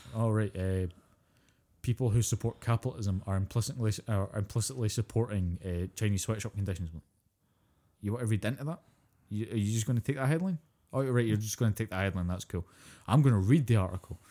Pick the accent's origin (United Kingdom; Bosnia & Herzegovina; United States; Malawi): United Kingdom; Scotland; I'm Scottish.